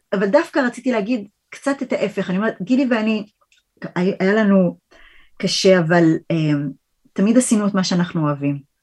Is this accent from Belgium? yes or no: no; New York, United States; moved away as an adult; also born or lived in Rochester, United States; now in Israel; באתי מניו יורק, גדלתי בניו יורק